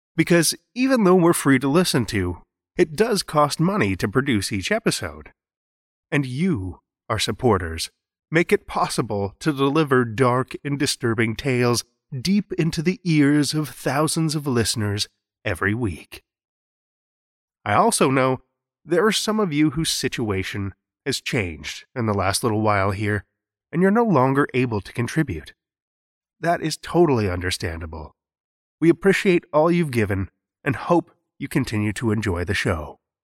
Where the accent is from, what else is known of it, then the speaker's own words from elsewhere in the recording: Saskatoon, Saskatchewan, Canada; here in my hometown of Saskatoon